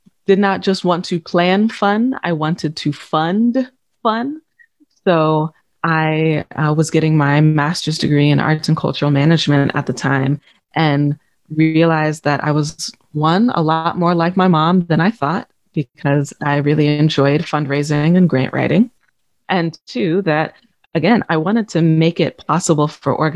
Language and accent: English; Omaha, Nebraska, United States; moved away as an adult; also born or lived in Vicksburg, Mississippi / West Memphis, Arkansas; now in London, United Kingdom; growing up in Omaha, I lived a really comfortable life